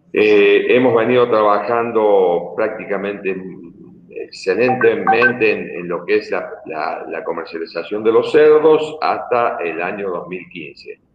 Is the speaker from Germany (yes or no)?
no; Argentina